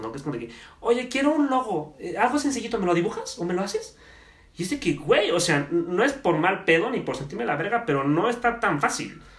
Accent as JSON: {"language": "Spanish", "country": "Mexico", "said": "tenemos como mexicanos esta mentalidad de, de chingarme al otro."}